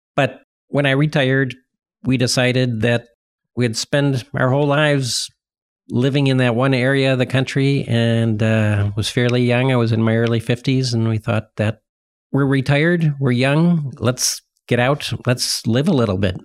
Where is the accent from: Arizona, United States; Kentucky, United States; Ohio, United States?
Ohio, United States; Cleveland; also born or lived in Fort Collins, Colorado / Astoria, Oregon; now in Fayetteville, United States; originally I was born in the Cleveland, Ohio area